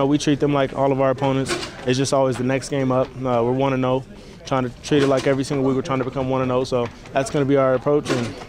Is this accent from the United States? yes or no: yes; Los Angeles, California, United States; moved away as an adult; now in Salt Lake City, United States; Super special in my hometown.